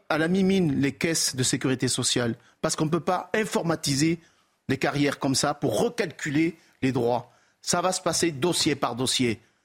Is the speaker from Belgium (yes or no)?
no; Toulouse, Occitania, France; accent: south-western; à mon accent, vous l'avez compris, je suis du sud-ouest.